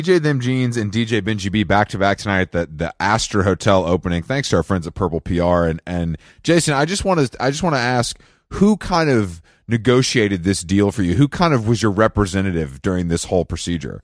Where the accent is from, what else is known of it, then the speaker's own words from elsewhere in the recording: Atlanta, Georgia, United States; moved away; my stature as, like, a kind of returning king to my hometown